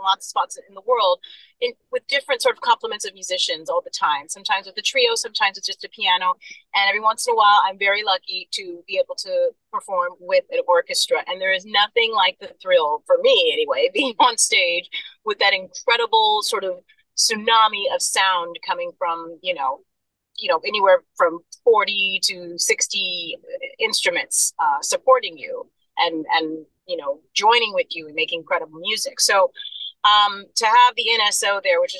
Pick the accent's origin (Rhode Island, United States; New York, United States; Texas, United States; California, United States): California, United States; Fresno; also born or lived in Berlin, Germany; I was born in Berlin, Germany, yes, but I was raised in Fresno, California.